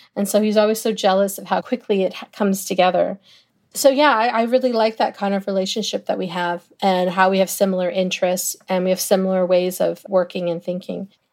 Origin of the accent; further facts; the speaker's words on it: Toronto, Ontario, Canada; it's always gonna be my hometown